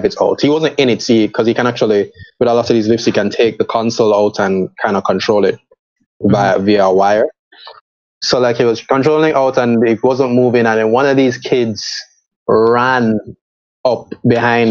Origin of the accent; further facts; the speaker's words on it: Spanish Town, Saint Catherine, Jamaica; I grew up in Spanish Town